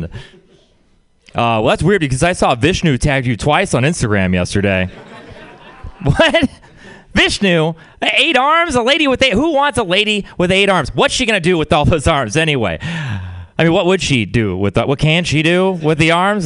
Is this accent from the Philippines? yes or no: no; Texas, United States; Being from Texas, it's really it's a religious place. I had a weird upbringing